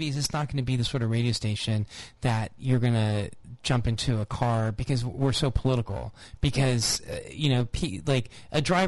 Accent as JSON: {"language": "English", "town": "Los Angeles", "region": "California", "country": "United States", "tie": "born or raised there", "moved": "yes", "lives_now": "New Orleans, United States", "said": "I grew up in Los Angeles in the 70s"}